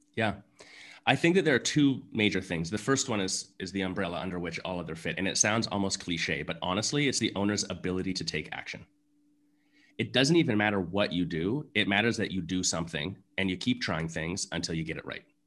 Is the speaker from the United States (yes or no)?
no; Canada; being Canadian, I played, you know, junior hockey